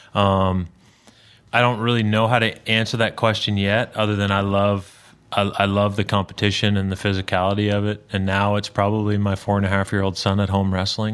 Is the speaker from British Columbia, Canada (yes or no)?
no; outside of Toronto, Ontario, Canada; moved away as an adult; now in Tennessee, United States; big Blue Jay fan growing up outside of Toronto